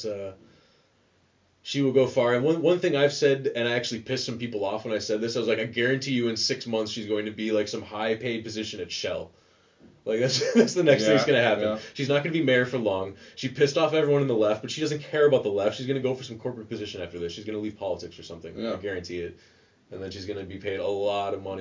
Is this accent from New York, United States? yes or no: no; Joliet, Illinois, United States; moved away as an adult; now in Amsterdam, Netherlands; I grew up in Joliet, Illinois, and it is a hellhole